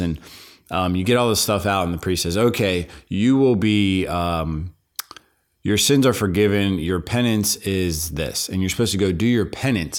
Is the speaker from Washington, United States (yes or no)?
no; Pittsburgh, Pennsylvania, United States; I grew up in, in Pittsburgh, Pennsylvania